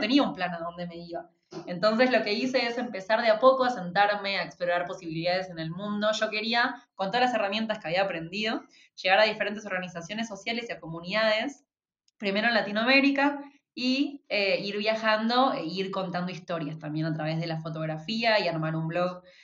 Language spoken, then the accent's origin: Spanish; Argentina; yo venía de Argentina, bueno, yo soy de Argentina